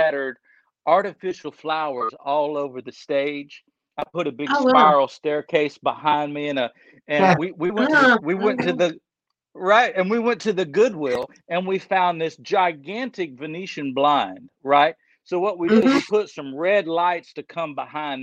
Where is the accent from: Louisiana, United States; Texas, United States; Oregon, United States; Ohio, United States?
Ohio, United States; Cincinnati; I'm from Cincinnati, you know, around Cincinnati, Ohio.